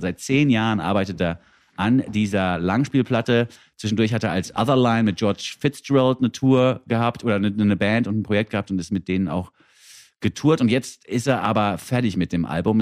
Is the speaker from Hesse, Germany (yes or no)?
yes; Frankfurt am Main, Hesse, Germany; moved away; Mir als Frankfurter